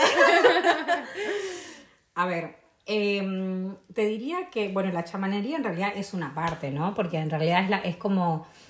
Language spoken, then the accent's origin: Spanish; San Miguel de Tucumán, Tucumán, Argentina; moved away; also born or lived in Buenos Aires; me fui a vivir a Buenos Aires porque soy de Tucumán, de la ciudad del norte